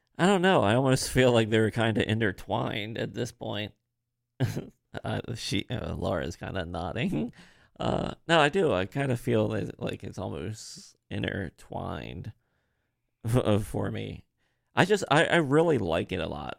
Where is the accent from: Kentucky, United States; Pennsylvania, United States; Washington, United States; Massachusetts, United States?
Pennsylvania, United States; Harrisburg; accent: a little bit of Marylander; also born or lived in Baltimore, Maryland; I'm from Pennsylvania